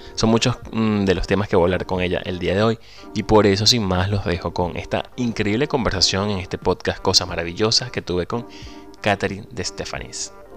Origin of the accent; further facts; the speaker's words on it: La Victoria, Aragua, Venezuela; moved away; Soy venezolano, emigrante, ciudadano del mundo